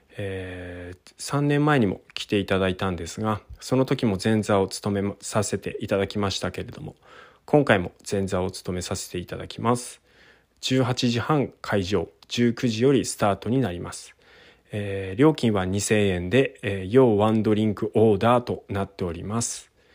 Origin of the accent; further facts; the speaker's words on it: Takachiho, Miyazaki, Japan; 僕の地元の本組地区の神楽